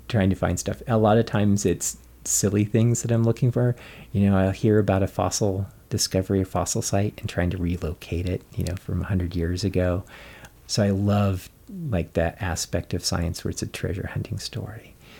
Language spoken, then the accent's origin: English; Colorado, United States; I grew up in Colorado